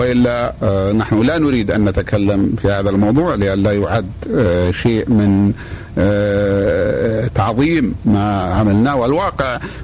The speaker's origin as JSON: {"language": "Arabic", "country": "Saudi Arabia", "said": "ونحن ولله الحمد من المملكة العربية السعودية"}